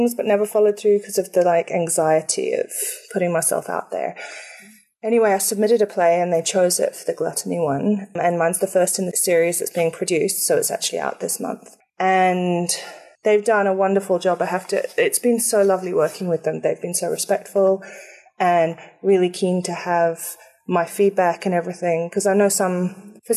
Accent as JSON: {"language": "English", "region": "England", "country": "United Kingdom", "said": "I am actually English"}